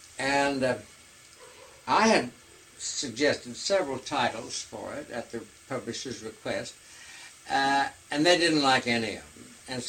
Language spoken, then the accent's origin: English; Indiana, United States; now in San Francisco, United States; my home state of Indiana.